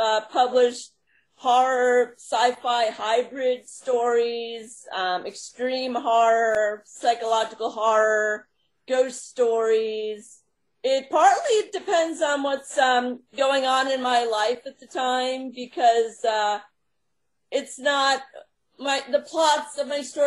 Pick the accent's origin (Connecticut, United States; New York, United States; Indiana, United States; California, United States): New York, United States; Long Island; now in Long Island, United States; I was raised on Long Island and moved to New York City in my 20s